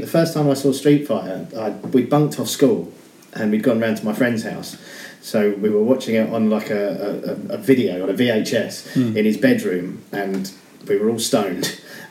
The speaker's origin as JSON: {"language": "English", "area": "Medway towns", "region": "South East England", "country": "United Kingdom", "tie": "born or raised there", "said": "I grew up in the Medway towns. It was tough."}